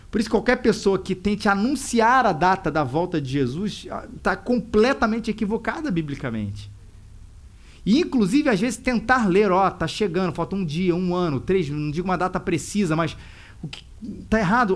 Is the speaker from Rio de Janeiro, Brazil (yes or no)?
yes; Rio de Janeiro, Brazil; falando como cariocas orgulhosos